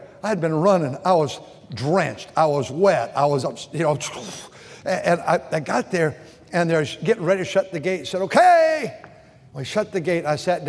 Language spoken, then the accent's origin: English; Walkertown, North Carolina, United States; I'm from Walkertown. You probably never heard of Walkertown. We're outside of Winston-Salem, North Carolina. You know, Tar Heels, Blue Devils up there.